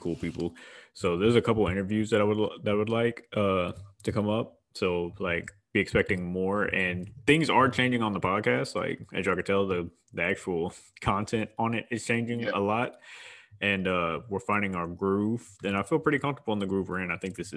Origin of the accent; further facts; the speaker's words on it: Houston, Texas, United States; I'm from Houston